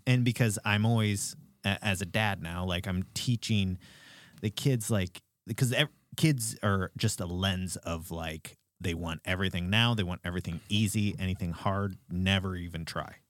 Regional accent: Alaska, United States; I grew up in Alaska

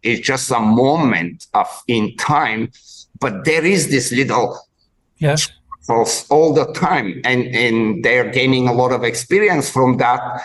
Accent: Bulgaria; moved away; I grew up in in Bulgaria in way back before in the communist times

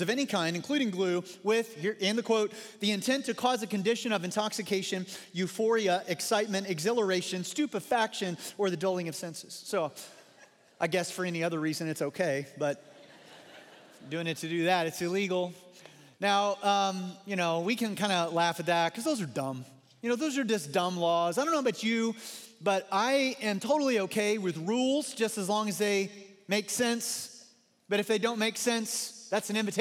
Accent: Missouri, United States; moved away; growing up in Missouri

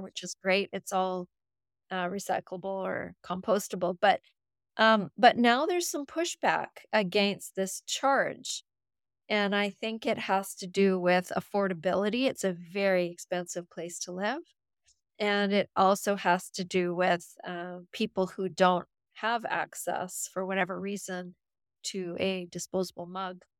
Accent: Canada; I'm from Canada

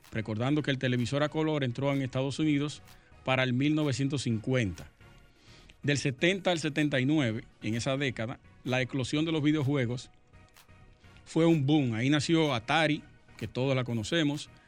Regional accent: Sosúa, Puerto Plata, Dominican Republic; Sí, nosotros somos de allá de Sosúa.

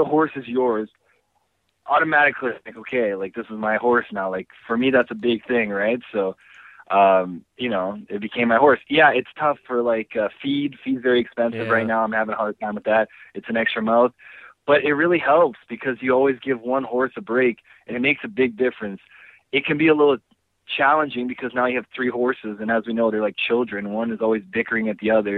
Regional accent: Canada; also born or lived in Brazil; growing up in Canada

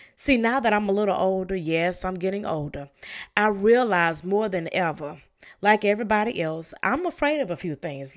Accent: the South, United States; I was raised in the South

